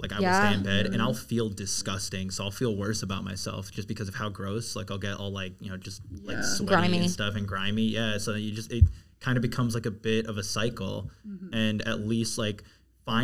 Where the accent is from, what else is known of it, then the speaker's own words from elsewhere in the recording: Maryland, United States; moved away as an adult; now in Washington, D.C., United States; I grew up in Maryland